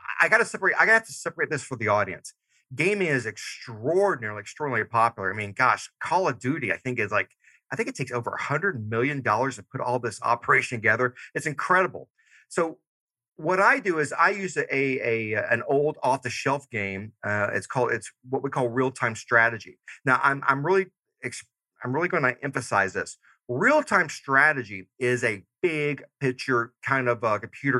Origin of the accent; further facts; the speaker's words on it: Georgia, United States; moved away; I'm originally from Georgia. So I still say y'all